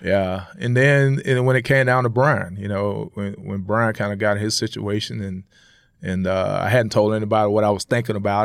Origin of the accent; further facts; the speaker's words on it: Jacksonville, Florida, United States; moved away; growing up in Florida, man, you play football in the streets at three years old